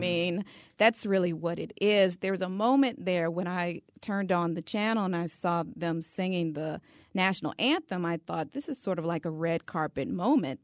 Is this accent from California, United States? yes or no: no; Louisiana, United States; I'm from the state of Louisiana